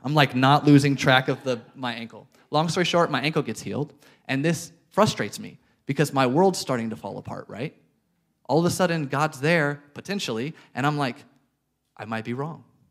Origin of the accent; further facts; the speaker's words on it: Arkansas, United States; moved away as an adult; now in Chattanooga, United States; We are from Arkansas.